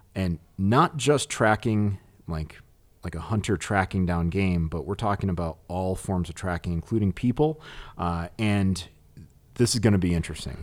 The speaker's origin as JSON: {"language": "English", "region": "New England", "country": "United States", "said": "I'm from New England"}